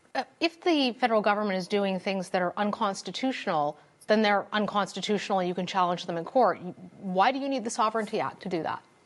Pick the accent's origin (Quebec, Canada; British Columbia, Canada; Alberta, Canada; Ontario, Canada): Alberta, Canada; I'm from Alberta